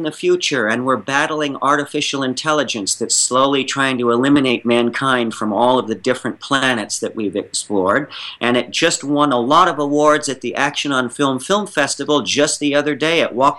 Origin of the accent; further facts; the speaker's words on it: New York, United States; Being a New Yorker